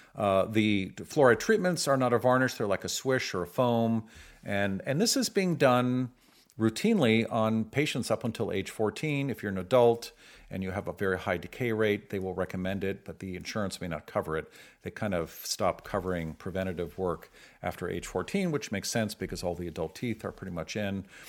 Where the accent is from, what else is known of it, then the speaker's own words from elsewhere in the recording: San Francisco, California, United States; I grew up in San Francisco